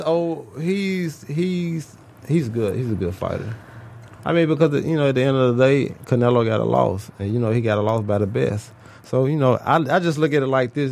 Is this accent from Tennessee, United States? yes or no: yes; Memphis, Tennessee, United States; I'm from Memphis, Tennessee.